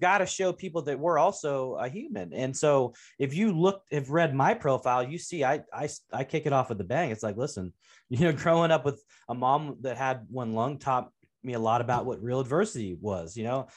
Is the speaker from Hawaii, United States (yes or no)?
no; Portland, Oregon, United States; grew up in the Pacific Northwest in Portland, Oregon, and the part of town I w, grew up in was actually in North Portland.